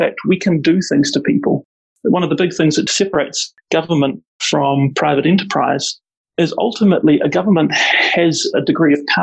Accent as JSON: {"language": "English", "region": "Auckland", "country": "New Zealand", "tie": "born or raised there", "moved": "as an adult", "lives_now": "Wellington, New Zealand"}